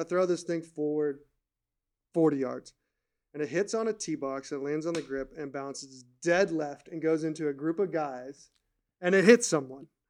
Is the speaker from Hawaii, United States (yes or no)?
no; California, United States; I grew up in California